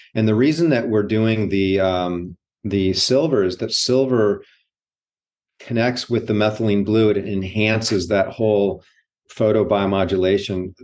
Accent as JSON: {"language": "English", "region": "Hawaii", "country": "United States", "tie": "born or raised there", "said": "growing up in Hawaii"}